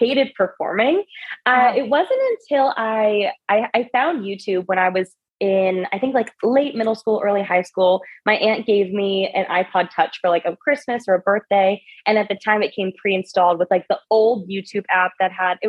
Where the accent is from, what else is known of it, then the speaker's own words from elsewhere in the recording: Orange County, California, United States; I grew up in Orange County